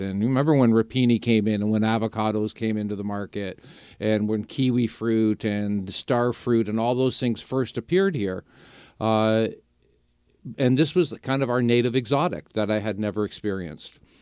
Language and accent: English; St. Catharines, Ontario, Canada; I grew up in Saint Catharines.